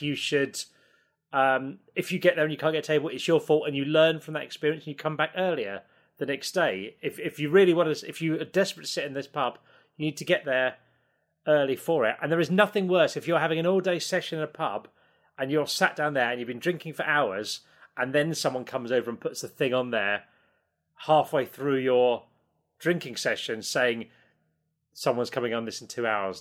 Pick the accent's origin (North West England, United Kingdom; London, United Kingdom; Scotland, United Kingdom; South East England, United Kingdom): South East England, United Kingdom; Isle of Sheppey, Kent; I'm from the Isle of Sheppey in Kent